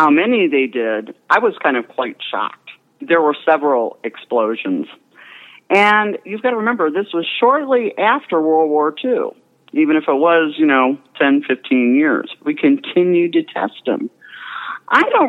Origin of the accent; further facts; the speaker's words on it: Akron, Ohio, United States; now in Cuyahoga Falls, United States; I'm from born and raised in North Akron.